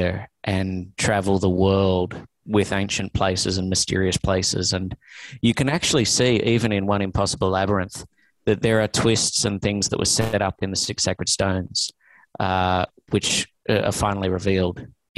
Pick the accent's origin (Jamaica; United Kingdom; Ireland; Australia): Australia; now in Los Angeles, United States; I'm an Australian